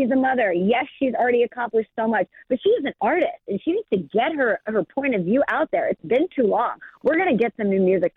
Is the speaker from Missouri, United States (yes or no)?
yes; St. Louis, Missouri, United States; I am from St. Louis